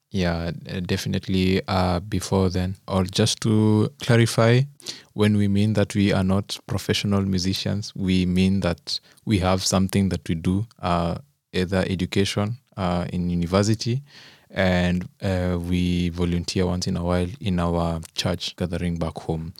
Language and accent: English; Kenya; moved away as an adult; now in Germany; I'm also a Kenyan